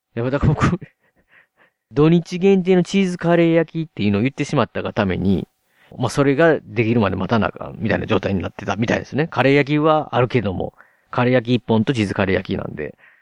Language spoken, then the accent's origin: Japanese; Osaka, Japan; 僕、大阪に住んでるんで、ついにね、地元大阪に